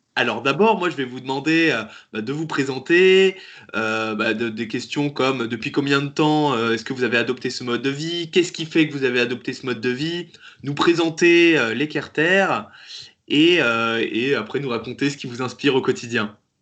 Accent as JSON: {"language": "French", "region": "Brittany", "country": "France", "said": "je viens de je viens de Bretagne aussi justement, je connais très bien le Finistère"}